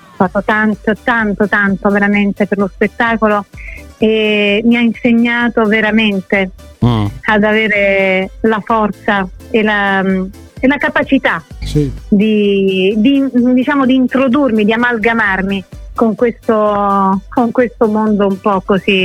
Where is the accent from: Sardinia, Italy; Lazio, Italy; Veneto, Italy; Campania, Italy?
Lazio, Italy; Rome